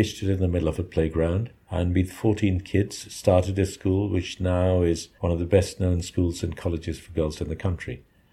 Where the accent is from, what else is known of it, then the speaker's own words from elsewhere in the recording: Dhaka, Dhaka Division, Bangladesh; I was born in Dhaka, in a middle-class neighborhood called Azimpur.